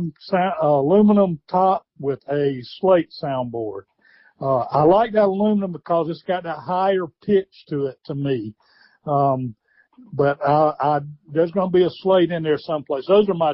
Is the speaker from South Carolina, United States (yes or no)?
yes; Cheraw, Chesterfield County, South Carolina, United States; I grew up in Sherrall in Chesterfield County